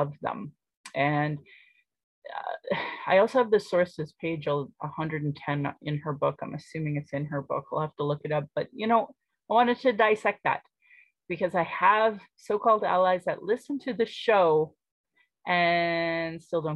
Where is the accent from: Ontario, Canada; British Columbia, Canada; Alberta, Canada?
Alberta, Canada; Calgary; I was born in Calgary, or in Blackfoot, Mokinstis